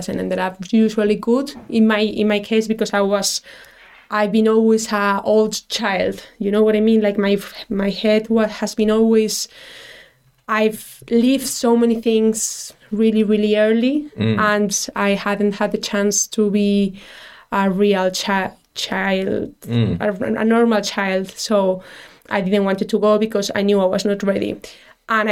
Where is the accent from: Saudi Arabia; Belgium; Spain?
Spain; Madrid, Community of Madrid; English is a second language; moved away as an adult; now in Dublin, Ireland; I'm from Madrid, it's really, really traditional